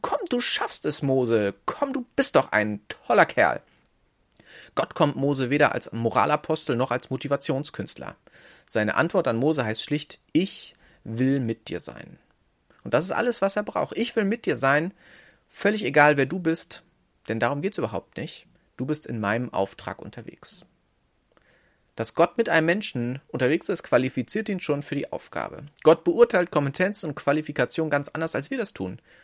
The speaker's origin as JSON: {"language": "German", "region": "Northern Germany", "country": "Germany", "said": "Ich bin Norddeutscher"}